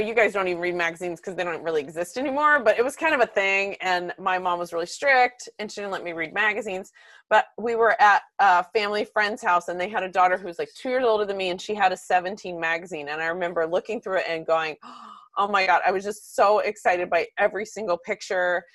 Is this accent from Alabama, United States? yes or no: no; Texas, United States; growing up in Texas